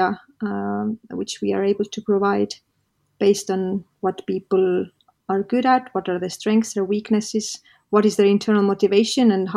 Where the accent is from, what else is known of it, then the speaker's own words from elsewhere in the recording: Estonia; in this kind of region where I live, I come from Estonia